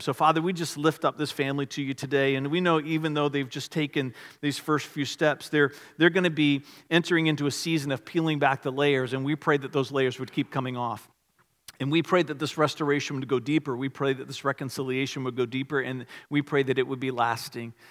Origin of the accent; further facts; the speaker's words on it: Richmond, Virginia, United States; we grew up in the Richmond area